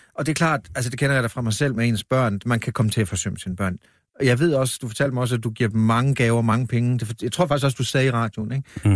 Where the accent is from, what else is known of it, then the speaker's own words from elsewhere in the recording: Vamdrup, Southern Denmark, Denmark; nu er jeg født i Vamdrup